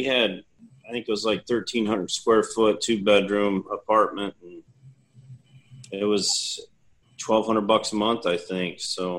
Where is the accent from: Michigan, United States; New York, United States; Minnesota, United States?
Michigan, United States; Battle Creek; now in Texas, United States; Battle Creek, Michigan.